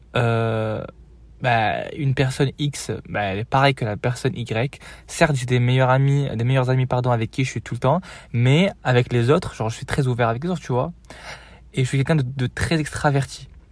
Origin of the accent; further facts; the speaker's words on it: Morocco; moved away as an adult; also born or lived in Marseille, France; now in France; J'ai quitté le Maroc il y a 4 ans du coup, en 2020